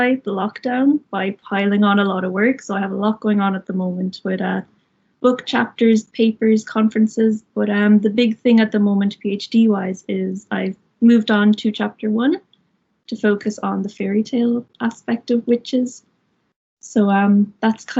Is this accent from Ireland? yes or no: yes; Wexford, Leinster, Ireland; moved away as an adult; now in Limerick, Ireland; I'm originally from Wexford